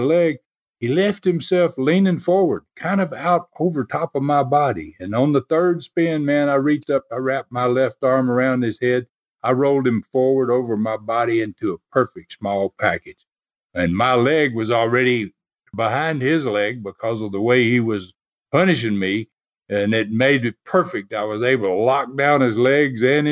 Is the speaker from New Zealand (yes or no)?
no; Tennessee, United States; I was born and raised in Tennessee